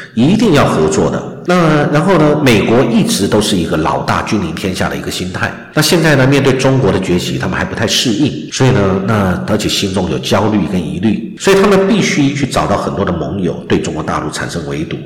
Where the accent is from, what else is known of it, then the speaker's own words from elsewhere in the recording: Taiwan; 我们台湾人民